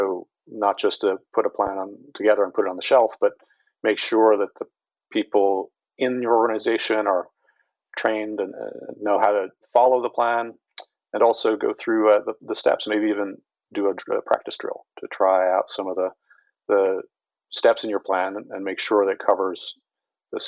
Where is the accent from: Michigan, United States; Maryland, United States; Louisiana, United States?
Maryland, United States; Baltimore; I'm from Baltimore, or that's my home, and so Baltimore City and the schools have been hit again and again